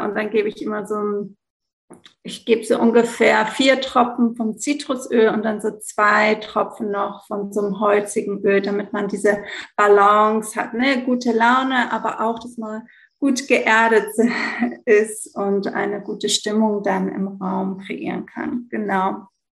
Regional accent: Greece; moved away as an adult; also born or lived in Italy / Belgium / Hamburg, Germany; ich bin in Griechenland geboren und aufgewachsen, ähm, aber ich habe eine deutsche Mama, deshalb kann ich so gut Deutsch

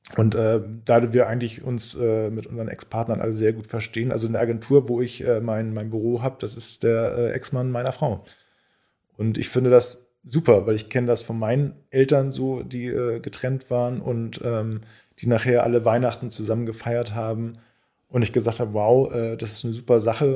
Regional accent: Quickborn, Schleswig-Holstein, Germany; also born or lived in Elbvororte, Hamburg; now in Hamburg, Germany; ich bin in Quickborn aufgewachsen, weil da so ein Vorort ist

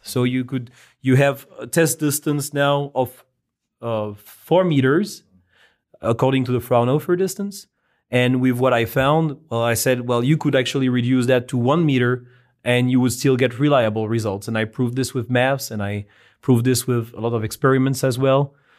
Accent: France; moved away; I was born in France, where I've spent more than half my life

